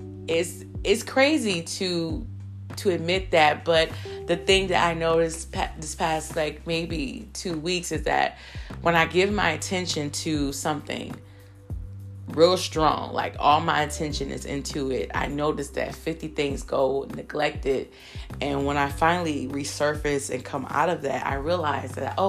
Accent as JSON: {"language": "English", "region": "Michigan", "country": "United States", "tie": "born or raised there", "said": "I grew up in Michigan"}